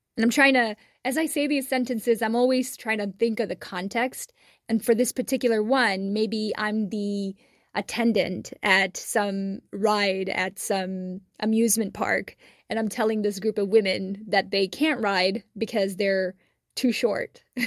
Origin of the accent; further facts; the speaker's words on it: Texas, United States; since I grew up in Texas, I say y'all are